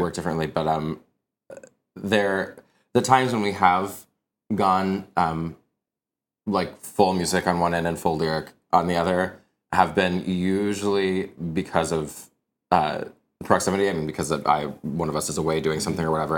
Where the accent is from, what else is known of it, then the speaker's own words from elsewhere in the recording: Wichita, Kansas, United States; moved away; I'm originally from Kansas, um, and in Wichita, actually, where I'm from, it has an amazing arts community, which I'm very much still a part of in ways that I'm a product of it.